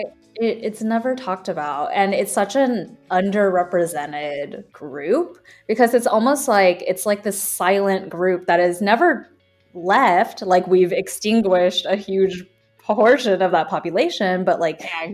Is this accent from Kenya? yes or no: no; California, United States; when we were growing up in California